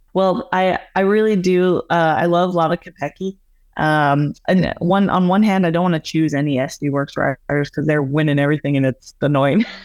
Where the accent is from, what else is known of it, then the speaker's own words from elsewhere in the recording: Alberta, Canada; where I grew up in Alberta, it's just, like, flat, prairie lands